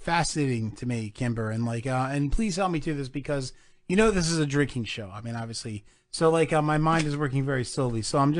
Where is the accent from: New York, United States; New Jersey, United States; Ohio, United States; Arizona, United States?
New Jersey, United States; Dude, I'm from Jersey